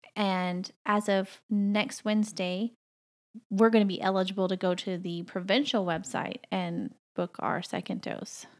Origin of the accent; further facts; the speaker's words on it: the South, United States; moved away as an adult; now in Canada; I grew up in the South